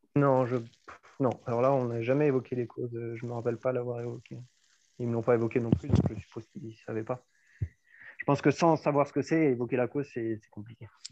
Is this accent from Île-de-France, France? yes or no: no; Auxerre, Bourgogne-Franche-Comté, France; moved away as an adult; also born or lived in Dijon / Bordeaux; moi j'ai vécu euh, toute mon enfance jusqu'à mes 18 ans hein, à, Auxerre, dans la ville d'Auxerre